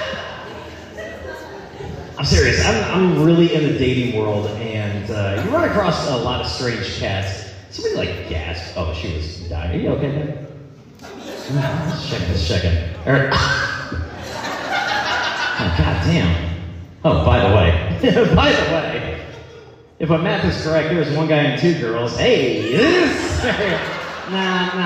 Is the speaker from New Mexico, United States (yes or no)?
no; Central Iowa, United States; I'm from Center, Iowa